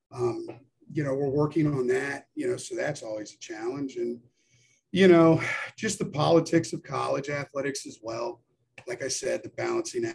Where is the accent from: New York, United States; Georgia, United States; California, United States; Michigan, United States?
Georgia, United States; Atlanta; I'm originally from Atlanta, so I have the Chattahoochee that runs through here